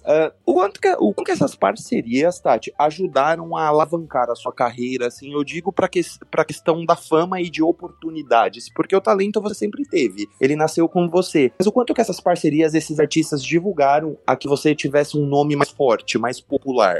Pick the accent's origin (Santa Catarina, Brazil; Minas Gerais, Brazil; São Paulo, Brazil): São Paulo, Brazil; Eu sou de São Paulo